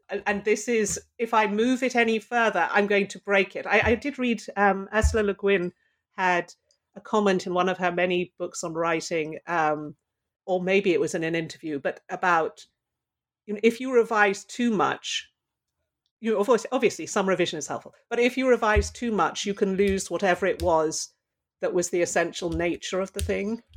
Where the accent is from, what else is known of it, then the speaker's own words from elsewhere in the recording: London, United Kingdom; now in Pittsburgh, United States; I grew up in London